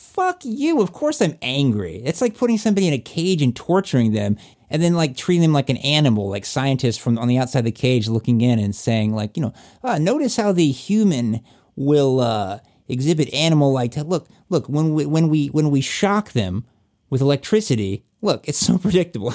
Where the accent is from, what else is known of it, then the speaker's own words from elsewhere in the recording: Virginia, United States; that's in my home state there.